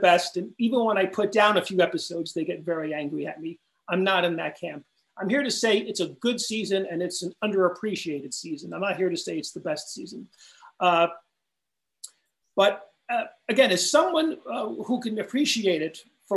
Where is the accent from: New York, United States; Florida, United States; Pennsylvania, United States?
New York, United States; Long Island; I grew up out in Long Island